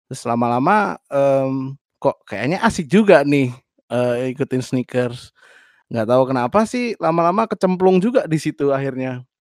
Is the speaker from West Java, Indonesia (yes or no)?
no; Yogyakarta, Special Region of Yogyakarta, Indonesia; now in Berlin, Germany; Aku asal dari Jogja, sekarang saat ini masih kuliah di menuju semester akhir eh, dan juga sedang bekerja di satu library di Berlin